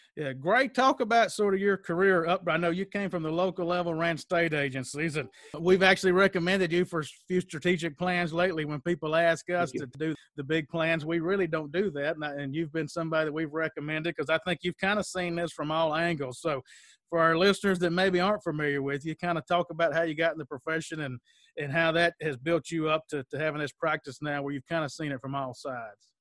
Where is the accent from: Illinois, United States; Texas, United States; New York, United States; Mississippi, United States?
Mississippi, United States; moved away as an adult; also born or lived in Mobile, Alabama; I grew up in Mississippi, was in Mississippi, then went to Mobile